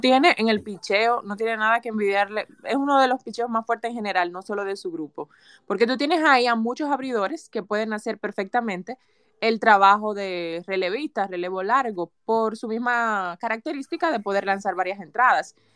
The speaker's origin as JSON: {"language": "Spanish", "country": "Dominican Republic", "said": "nosotros como dominicanos"}